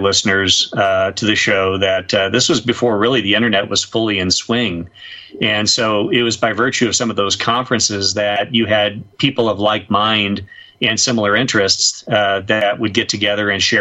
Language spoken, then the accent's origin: English; St. Louis, Missouri, United States; as a child growing up in St. Louis